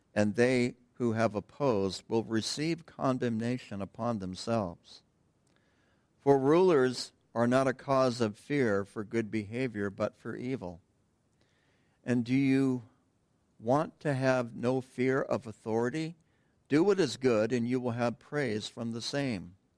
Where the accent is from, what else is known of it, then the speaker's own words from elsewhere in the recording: United States; us as American Christians